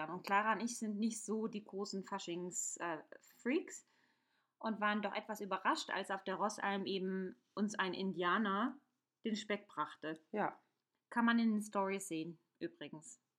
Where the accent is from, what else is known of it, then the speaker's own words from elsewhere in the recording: Hesse, Germany; ich komme ja aus Hessen.